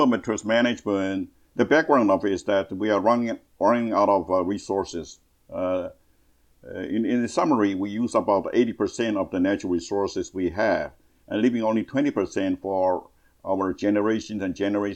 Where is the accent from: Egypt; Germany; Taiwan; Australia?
Taiwan; now in Toronto, Canada; I'm now in Toronto, Canada. I'm a Canadian citizen, but originally from Taiwan